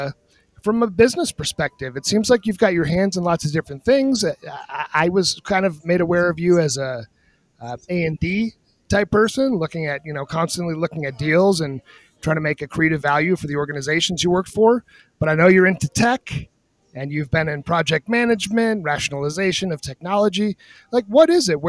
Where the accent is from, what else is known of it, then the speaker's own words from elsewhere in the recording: New Hampshire, United States; now in Denver, United States; I grew up in New Hampshire